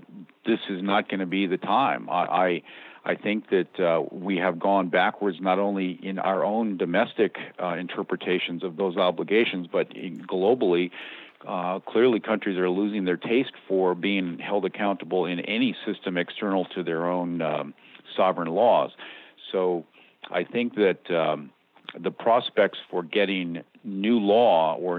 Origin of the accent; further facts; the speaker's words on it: United States; I'm the American